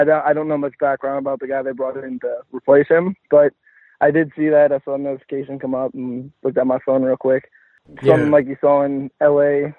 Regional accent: Pennsylvania, United States; I'm from Pennsylvania

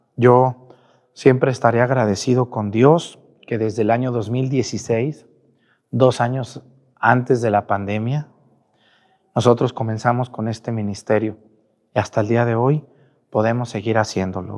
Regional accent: Mexticacán, Jalisco, Mexico; moved away; mi pueblo, en Mestigacán

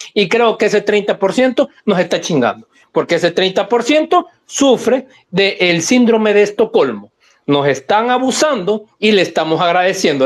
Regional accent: San Salvador, El Salvador; A mí que crecí en San Jacinto

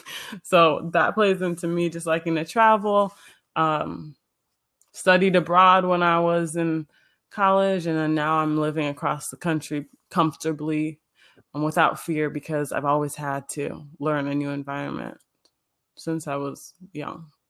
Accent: Illinois, United States; I was born in Illinois, born and raised in the suburbs

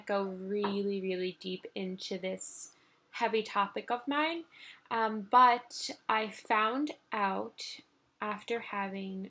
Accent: New York City, New York, United States; I grew up in Manhattan, born and raised. I've been here my whole life now.

